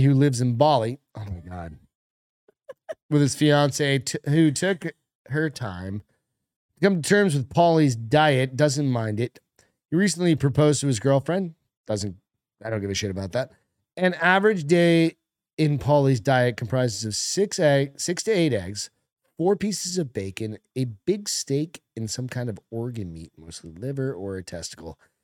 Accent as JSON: {"language": "English", "region": "New England", "country": "United States", "tie": "born or raised there", "said": "We grew up in New England together."}